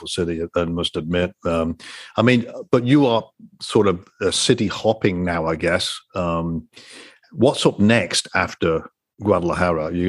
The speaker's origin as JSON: {"language": "English", "region": "England", "country": "United Kingdom", "tie": "born or raised there", "moved": "yes", "lives_now": "United States", "said": "I was born in England, so I got two passports, British and an American one"}